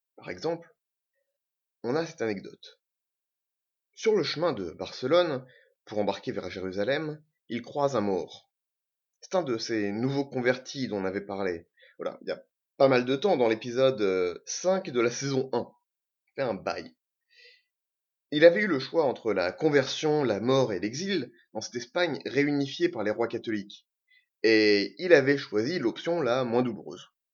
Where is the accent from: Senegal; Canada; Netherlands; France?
France; Normandy; also born or lived in French Algeria (pied-noir); Je suis normand, je suis pied noir. Je suis français